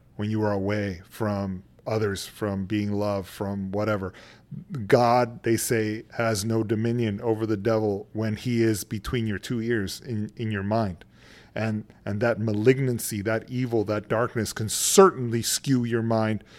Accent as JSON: {"language": "English", "town": "San Antonio", "region": "Texas", "country": "United States", "tie": "born or raised there", "also_born_or_lived": "California", "moved": "as an adult", "said": "I'm originally from San Antonio, Texas"}